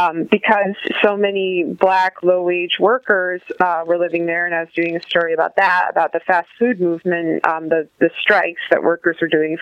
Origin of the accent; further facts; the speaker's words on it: Meriden, Connecticut, United States; moved away as an adult; also born or lived in Bloomington, Indiana; now in St. Louis, United States; I grew up in Meriden, Connecticut, which is a city like about halfway between Hartford and New Haven, and I've lived in St. Louis for the last 12 years.